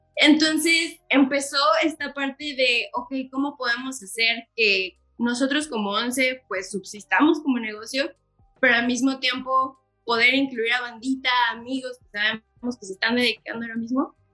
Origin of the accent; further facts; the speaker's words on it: Querétaro, Mexico; Yo sí soy nacida aquí en Querétaro, pero de papás foráneos